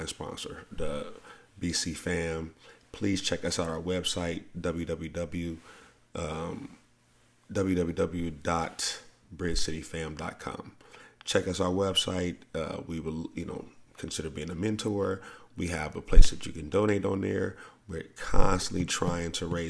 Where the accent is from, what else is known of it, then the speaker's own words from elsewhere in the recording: the South, United States; I grew up in the South